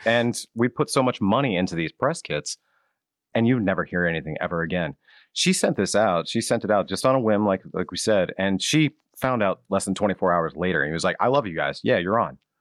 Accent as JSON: {"language": "English", "region": "Ohio", "country": "United States", "moved": "yes", "lives_now": "Pennsylvania, United States", "said": "I'm actually from Ohio"}